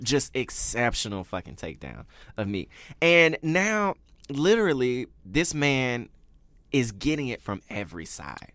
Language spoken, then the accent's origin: English; Memphis, Tennessee, United States; moved away; I grew up in Memphis, Tennessee